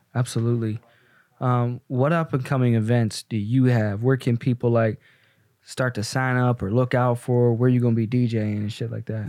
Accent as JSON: {"language": "English", "town": "Pittsburgh", "region": "Pennsylvania", "country": "United States", "tie": "born or raised there", "also_born_or_lived": "the South", "moved": "yes", "lives_now": "Chicago, United States", "said": "I grew up in Pittsburgh with my mom"}